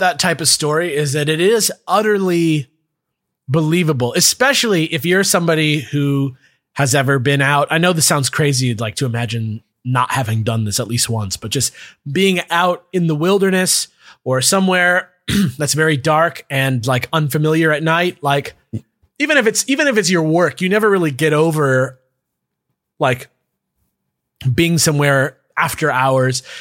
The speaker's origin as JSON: {"language": "English", "country": "United States", "said": "as an American person"}